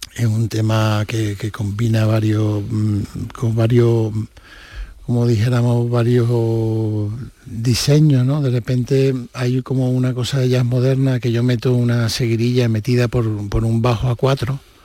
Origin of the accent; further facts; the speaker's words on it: Seville, Andalusia, Spain; siempre soy de Triana de la calle Betty